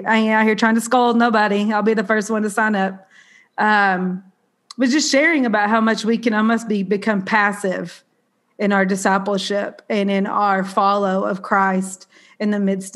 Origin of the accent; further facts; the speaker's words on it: Southern, United States; accent: Southern; also born or lived in New York City; my Southern accent